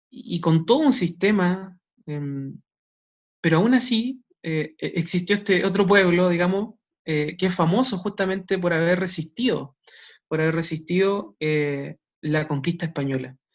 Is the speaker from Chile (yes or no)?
yes; Chile; para nosotros, por ejemplo, como chilenos